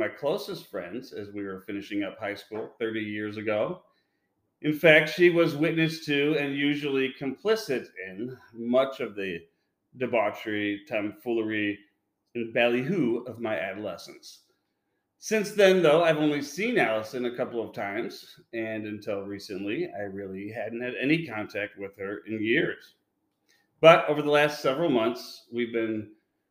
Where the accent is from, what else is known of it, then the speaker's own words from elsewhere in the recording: Illinois, United States; my home state of Illinois